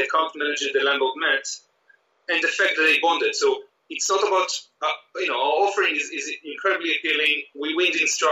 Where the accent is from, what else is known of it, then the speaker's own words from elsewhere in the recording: Israel; moved away as an adult; I grew up in Israel